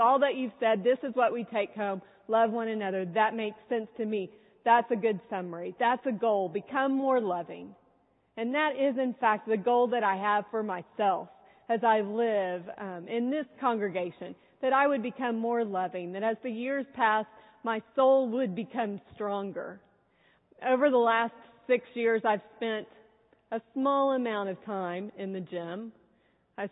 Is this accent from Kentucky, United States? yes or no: no; San Antonio, Texas, United States; I'm from San Antonio